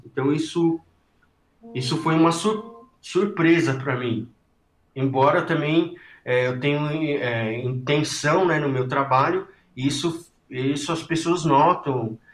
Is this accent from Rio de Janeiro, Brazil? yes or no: no; ABC Paulista, São Paulo, Brazil; eu sou do ABC paulista